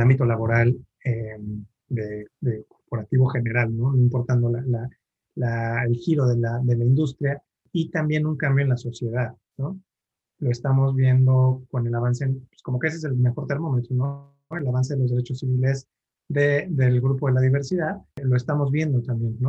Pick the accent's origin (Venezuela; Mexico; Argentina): Mexico; Mexico City; soy chilango, eh, nací aquí en la Ciudad de México